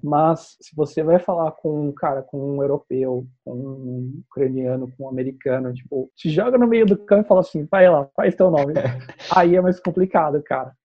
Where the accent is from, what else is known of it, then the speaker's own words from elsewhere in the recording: Campinas, São Paulo, Brazil; Eu sou aqui de Campinas